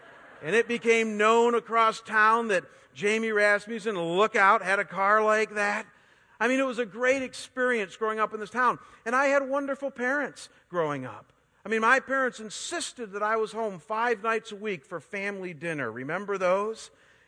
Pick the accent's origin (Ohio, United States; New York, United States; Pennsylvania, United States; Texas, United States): Ohio, United States; Chagrin Falls; now in Arizona, United States; I was raised in a small Midwest town just outside of Cleveland that I've shared with you about called Chagrin Falls, Ohio.